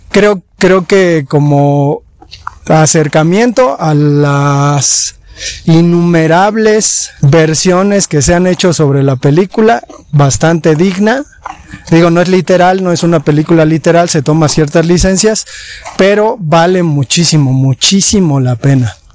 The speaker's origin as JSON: {"language": "Spanish", "country": "Mexico", "said": "como mexicanos nos acercamos al mundo indígena"}